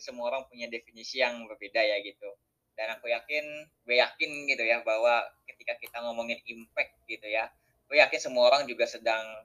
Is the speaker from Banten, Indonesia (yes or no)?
yes; Serang, Banten, Indonesia; accent: Sundanese; moved away as an adult; also born or lived in Majalaya, Bandung Regency (parents) / Bandung; now in Jakarta, Indonesia; aku tuh uh, lahir di Serang ya, di Banten.